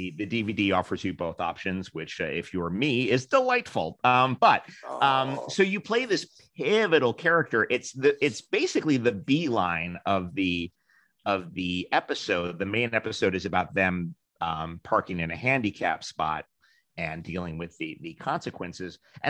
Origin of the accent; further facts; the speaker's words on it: New York, United States; Live two blocks away from the real Kramer from when I was Kenny, growing up in New York.